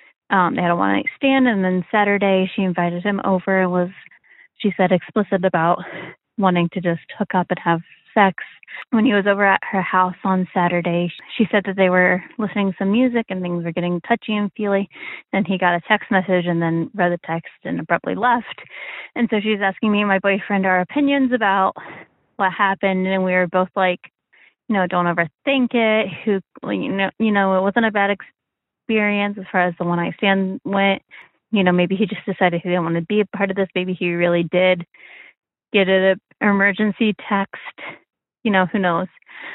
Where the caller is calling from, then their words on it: Midwest, United States; I'm calling from the Midwest. I'm in my late 20s.